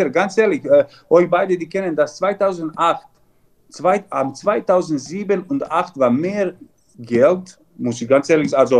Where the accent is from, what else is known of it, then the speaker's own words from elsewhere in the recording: Vojvodina, Serbia; German is a second language; eineinhalb Jahre Vizepräsident von Handballclub Vojvodina von Novi Sad. Das ist so ungefähr 20 Kilometer von meiner Heimat